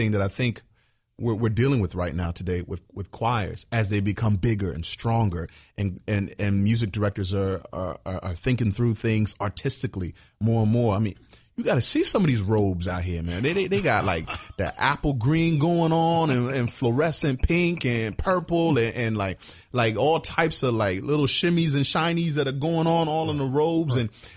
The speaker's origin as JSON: {"language": "English", "region": "Virginia", "country": "United States", "tie": "born or raised there", "said": "I grew up in Virginia around a lot of choirs"}